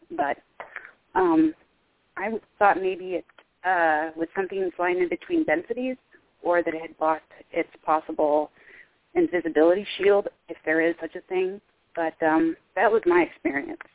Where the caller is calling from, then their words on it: Midwest United States, United States; I'm calling from the Midwest United States.